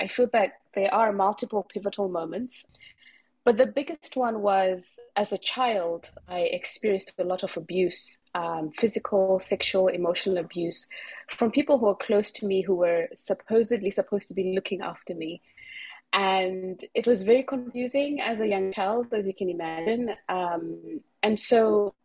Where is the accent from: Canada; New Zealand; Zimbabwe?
Zimbabwe; moved away as an adult; now in Bali, Indonesia; I'm from Zimbabwe in Africa